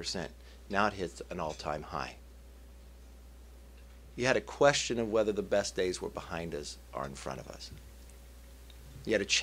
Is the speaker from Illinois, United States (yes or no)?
no; Bakersfield, California, United States; when I grew up in Bakersfield, I grew up on the wrong side of town